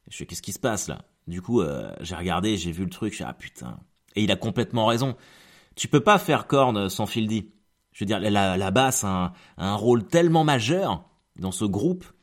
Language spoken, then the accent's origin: French; Normandy, France; J'ai jamais foutu les pieds à Dieppe, alors que je suis normand, mais je ne connais pas cette ville.